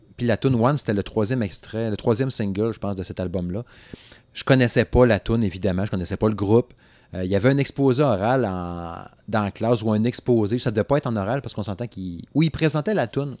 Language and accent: French; Saguenay, Quebec, Canada; je viens du Saguenay